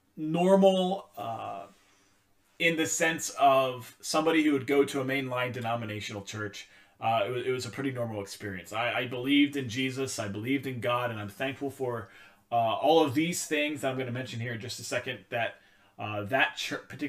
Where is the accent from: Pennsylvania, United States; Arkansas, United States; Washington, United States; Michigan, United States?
Pennsylvania, United States; moved away as an adult; now in Vermont, United States; My family, we grew up going to a Methodist church in our hometown and in Pennsylvania. As some of you may know, some of you may not know, I'm originally from Pennsylvania